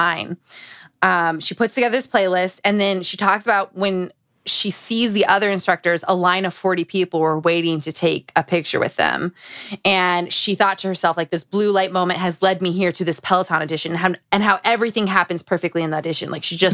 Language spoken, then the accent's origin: English; Utah, United States; Growing up in Utah